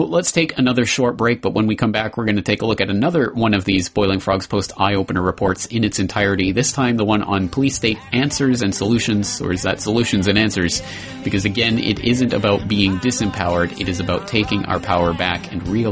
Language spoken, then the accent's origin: English; Calgary, Alberta, Canada; my hometown of Calgary, Canada